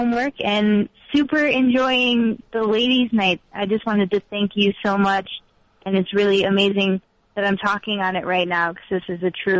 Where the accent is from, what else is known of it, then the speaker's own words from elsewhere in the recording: Chicago, Illinois, United States; moved away; I grew up in Chicago, but I lived elsewhere for a long time, and now that I'm back